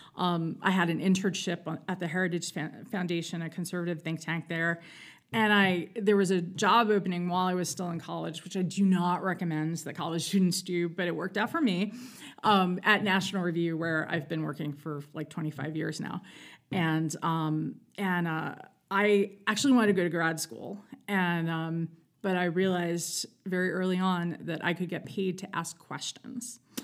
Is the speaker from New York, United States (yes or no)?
yes; New York City, New York, United States; I'm from New York City. I was born in Manhattan